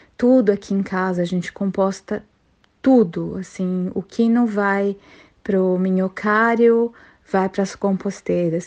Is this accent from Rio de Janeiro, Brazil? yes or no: no; São Paulo, Brazil; now in Mackay, Australia; eu, né, vim de São Paulo